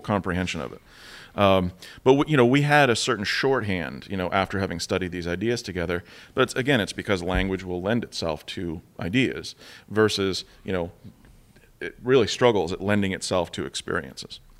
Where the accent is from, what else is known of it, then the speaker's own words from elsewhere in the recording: United States; sitting there as an American again